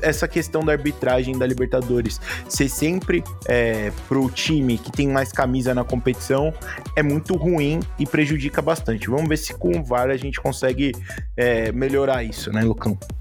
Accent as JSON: {"language": "Portuguese", "region": "São Paulo", "country": "Brazil", "said": "A gente é da quebrada lá da ZL"}